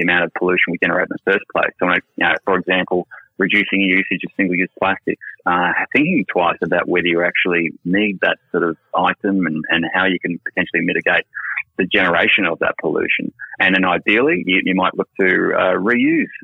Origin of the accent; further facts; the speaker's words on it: Noosa, Queensland, Australia; now in Sydney, Australia; my mum and dad, Helen and Ian, they live in Noosa, and obviously I grew up in Noosa.